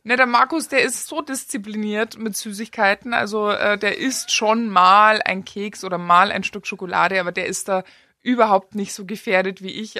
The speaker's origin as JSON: {"language": "German", "country": "Germany", "moved": "yes", "lives_now": "Austria", "said": "als Deutscher mit deutschem Pass"}